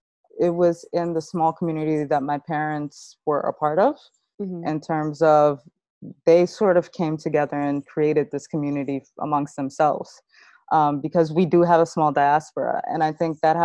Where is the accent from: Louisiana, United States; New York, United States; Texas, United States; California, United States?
New York, United States; New York City; I grew up in St. Albans and Queens